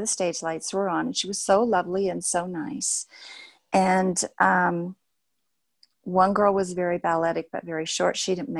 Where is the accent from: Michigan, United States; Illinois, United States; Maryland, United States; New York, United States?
Illinois, United States; Effingham; now in Pueblo, United States; He and my mother moved to Effingham, Illinois, and he joined a medical clinic there. So my older sister was born in Pueblo, but I was born in Effingham.